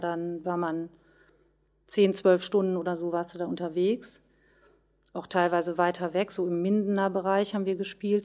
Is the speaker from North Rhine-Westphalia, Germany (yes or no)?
yes; Löhne, North Rhine-Westphalia, Germany; Musikschule in Löhne wo ich herkomme